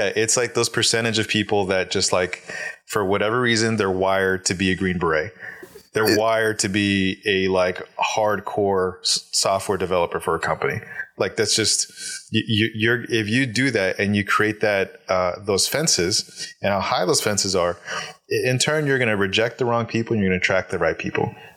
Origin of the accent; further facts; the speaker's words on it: Alaska, United States; I'm born and raised in Alaska, uh, in a Hispanic household